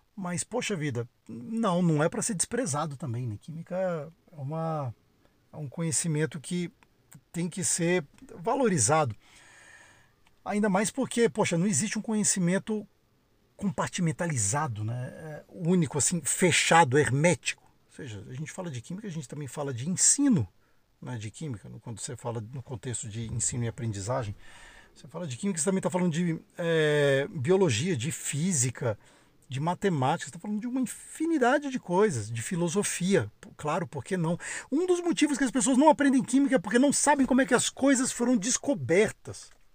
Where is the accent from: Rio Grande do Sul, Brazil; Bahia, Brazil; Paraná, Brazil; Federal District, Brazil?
Federal District, Brazil; Brasília; moved away as an adult; also born or lived in São Paulo; Eu sou de Brasília, né, brasiliense, nascido e criado